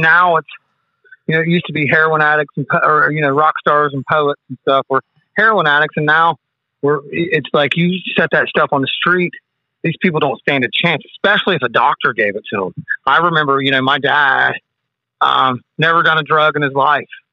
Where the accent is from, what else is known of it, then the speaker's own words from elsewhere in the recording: West Virginia, United States; I'm from West Virginia